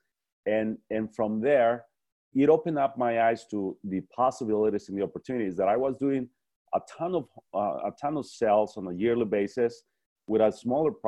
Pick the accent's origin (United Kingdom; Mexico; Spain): Mexico; moved away as an adult; also born or lived in El Paso, Texas; I'm originally from Mexico